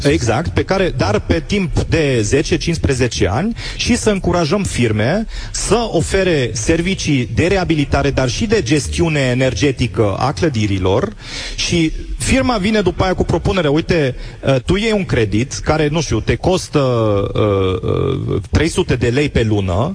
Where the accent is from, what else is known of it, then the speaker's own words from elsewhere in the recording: Germany; now in Timișoara, Romania; eu am crescut în, în Germania